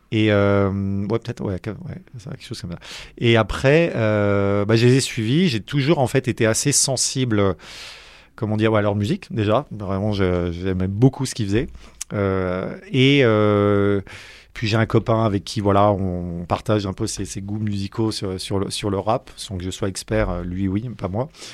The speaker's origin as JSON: {"language": "French", "town": "Paris", "region": "Île-de-France", "country": "France", "tie": "born or raised there", "said": "suis pas né dans le granit breton j'ai grandi j'ai grandi à Paris"}